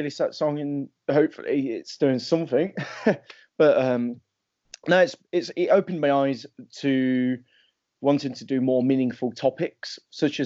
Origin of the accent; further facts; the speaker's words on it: Leicester, East Midlands, United Kingdom; my hometown called Leicester